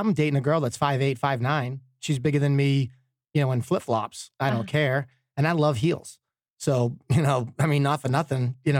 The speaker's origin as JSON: {"language": "English", "region": "East Coast", "country": "United States", "said": "But I'm from the East Coast. I'm a Yankee."}